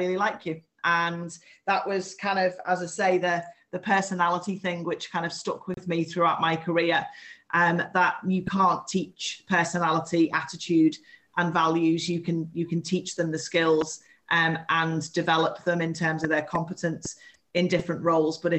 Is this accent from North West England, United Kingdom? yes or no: yes; the Wirral, North West England, United Kingdom; now in Liverpool, United Kingdom; I was born on the Wirral and have lived in Liverpool for the last 18 years.